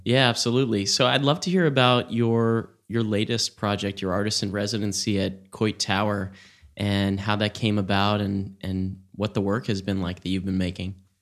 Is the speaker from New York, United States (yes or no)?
yes; New York City, New York, United States; moved away as an adult; growing up outside New York City and then in New York City and Brooklyn